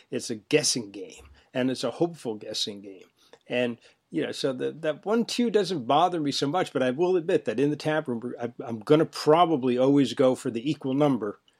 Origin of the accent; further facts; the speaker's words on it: Northeast, United States; I'm from the Northeast